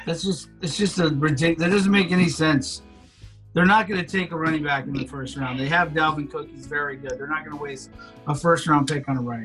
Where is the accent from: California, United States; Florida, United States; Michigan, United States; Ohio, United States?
Florida, United States; Miami; I was born in Miami.